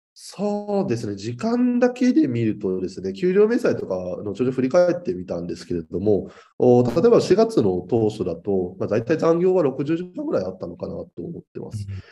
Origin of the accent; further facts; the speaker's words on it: Chiba, Japan; 地元の千葉県の児童相談所への勤務を目指した